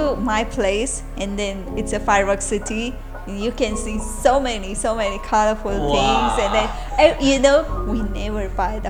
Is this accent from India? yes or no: yes; Sivakasi, Tamil Nadu, India; English is a second language; moved away as an adult; now in Taiwan; I'm from South India. Okay. Okay. The place name called Sivakasi, the Tamil Nadu state.